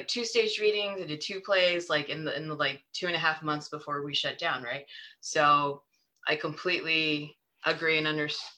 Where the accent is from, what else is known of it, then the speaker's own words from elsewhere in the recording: San Francisco, California, United States; moved away; I grew up in San Francisco